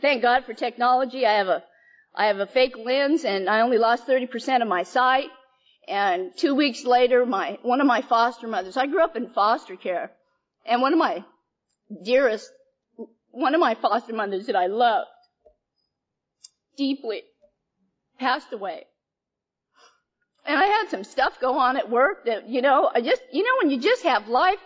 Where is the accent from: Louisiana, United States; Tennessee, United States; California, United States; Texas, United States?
California, United States; Bay Area; also born or lived in Chowchilla, California / San Francisco, California; I grew up predominantly in the Bay Area. I lived in San Francisco, down in the Fillmore